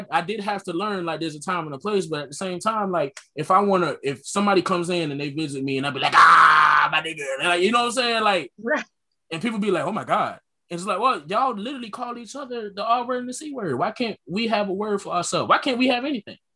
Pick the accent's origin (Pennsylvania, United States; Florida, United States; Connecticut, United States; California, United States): Connecticut, United States; I was kind of born and raised in Connecticut